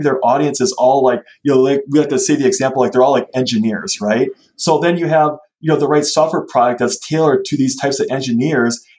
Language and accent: English; Wisconsin, United States; we're from Wisconsin